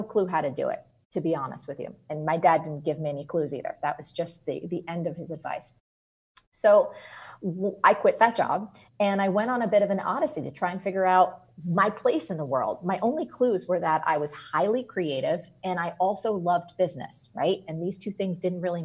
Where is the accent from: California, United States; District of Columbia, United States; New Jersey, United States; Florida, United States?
New Jersey, United States; I'm from New Jersey